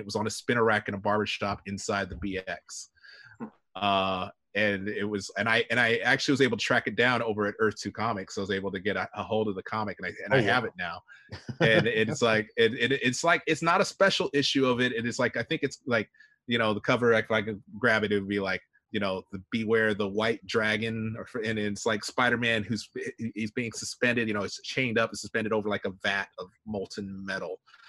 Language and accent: English; Japan; But growing up in Japan, so I, you know, I was exposed to Sentai, you know, Kamen Rider